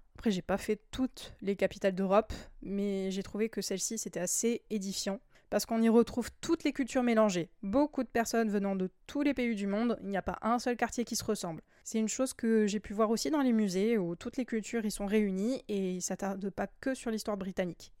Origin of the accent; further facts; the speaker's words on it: France; chez nous en France